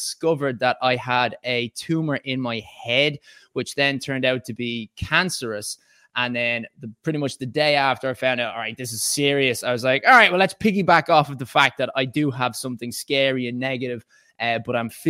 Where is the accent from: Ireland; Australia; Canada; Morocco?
Ireland; moved away as an adult; now in England, United Kingdom; I was born in Ireland and I first went to Mount Temple School